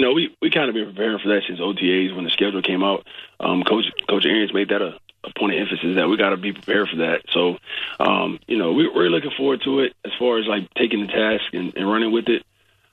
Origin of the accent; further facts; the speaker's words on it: Prattville, Alabama, United States; moved away; Prattville, Alabama.